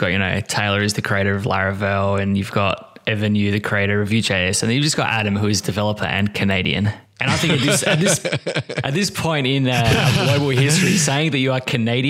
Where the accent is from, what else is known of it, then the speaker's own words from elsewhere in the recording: Australia; as an Australian